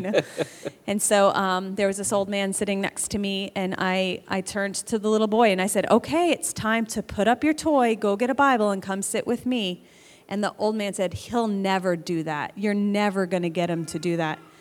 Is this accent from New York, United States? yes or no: yes; New York, United States; moved away; I grew up in New York